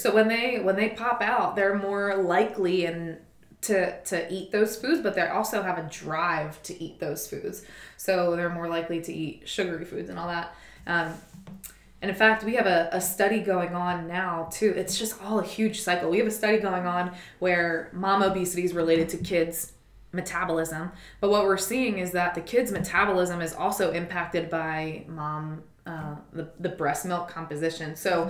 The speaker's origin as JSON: {"language": "English", "town": "Philadelphia", "region": "Pennsylvania", "country": "United States", "said": "Oh, I'm from Philadelphia."}